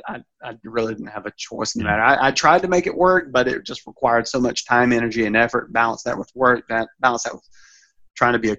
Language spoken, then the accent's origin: English; Alabama, United States; moved away; my home state, Alabama